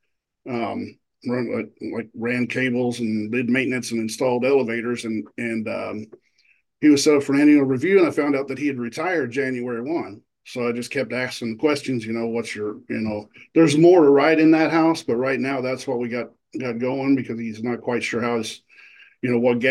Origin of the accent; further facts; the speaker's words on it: Indianapolis, Indiana, United States; I'm from Indianapolis